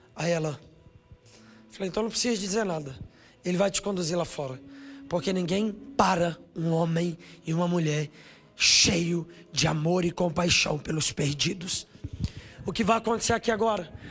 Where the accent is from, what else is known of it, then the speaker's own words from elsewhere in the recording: Brasília, Federal District, Brazil; eu sou de Brasília. Estudei na escola dele, fiz inglês na escola de inglês dele, morei do lado dele